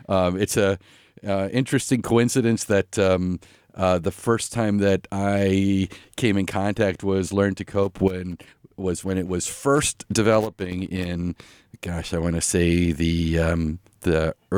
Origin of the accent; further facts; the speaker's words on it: Stony Brook, New York, United States; moved away as an adult; also born or lived in Indiana / Chicago / Burlington; I'm originally from Long Island, New York. I grew up there in a family that were very active Unitarian Universalists in Stony Brook, New York. Finished high school there.